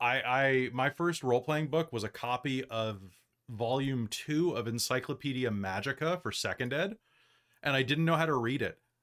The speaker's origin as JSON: {"language": "English", "country": "United States", "moved": "as an adult", "lives_now": "Canada", "said": "I'm an American who has escaped to Canada and has been living here for the past, years"}